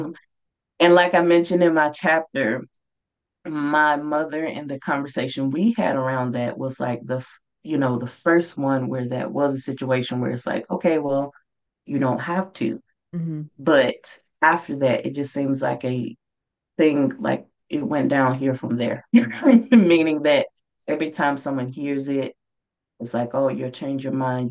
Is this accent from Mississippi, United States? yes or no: yes; Mississippi, United States; moved away; my home state of Mississippi